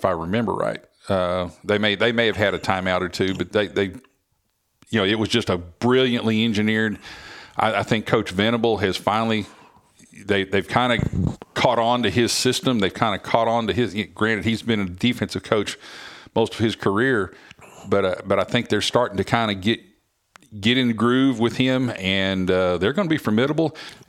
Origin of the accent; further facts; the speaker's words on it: Oklahoma, United States; I grew up in Oklahoma, so I've always been either Oklahoma or Oklahoma State fan or both.